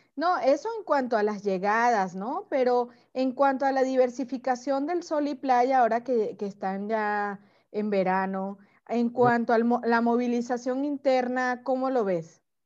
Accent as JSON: {"language": "Spanish", "country": "Venezuela", "moved": "as an adult", "lives_now": "Mexico", "said": "yo soy venezolana, pero desde hace 10 años que vivo en México"}